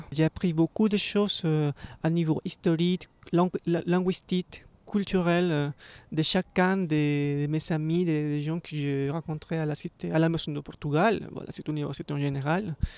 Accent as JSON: {"language": "French", "country": "Ecuador", "moved": "as an adult", "lives_now": "Paris, France", "said": "je viens d'Équateur."}